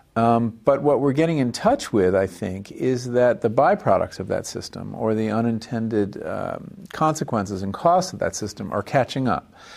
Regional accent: Woodbury, New York, United States; also born or lived in Hempstead, New York / Farmingdale, New York; I was born on Long Island, uh, in the town of Hempstead, and grew up first five years in Farmingdale on the South Shore, and then in, uh, a town called Woodbury on the North Shore

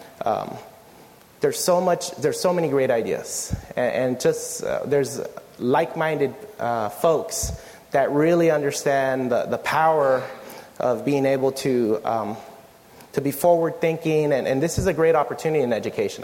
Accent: San Diego, California, United States; I grew up in South San Diego, the same region where Sweetwater Union High School District is.

